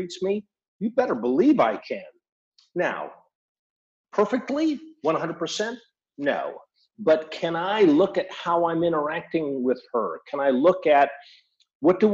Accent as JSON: {"language": "English", "town": "Seattle", "region": "Washington", "country": "United States", "also_born_or_lived": "Mexico", "said": "I am from Seattle"}